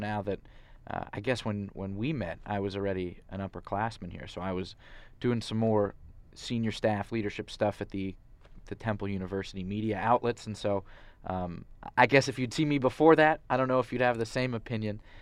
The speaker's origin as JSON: {"language": "English", "town": "Santa Monica", "region": "California", "country": "United States", "also_born_or_lived": "Philadelphia", "moved": "as an adult", "said": "I'm from Santa Monica"}